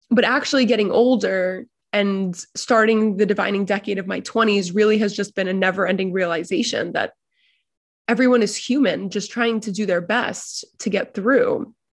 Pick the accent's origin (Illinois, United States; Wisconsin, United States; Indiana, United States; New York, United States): New York, United States; New York City; growing up in larger American New York City society